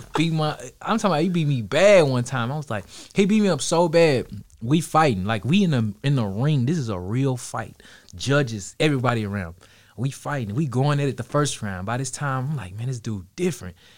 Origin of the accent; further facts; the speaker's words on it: Dallas, Texas, United States; Kid growing up in Dallas